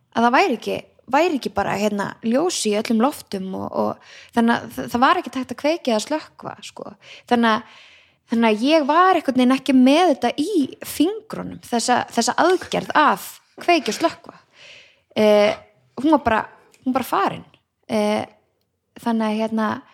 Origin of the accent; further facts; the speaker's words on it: Garðabær, Capital Region, Iceland; elst ég bara upp í Garðabæk